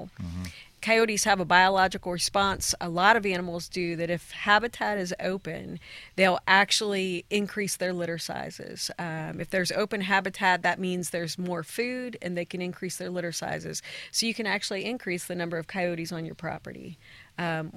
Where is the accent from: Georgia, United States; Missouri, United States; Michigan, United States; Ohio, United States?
Ohio, United States; moved away as an adult; now in Tennessee, United States; My background's from Ohio.